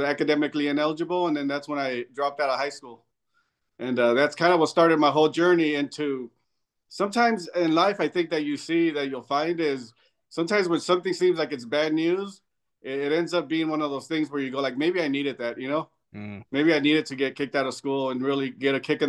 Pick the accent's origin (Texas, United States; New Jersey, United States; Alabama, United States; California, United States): California, United States; Southern; moved away as an adult; I'm coming from Southern California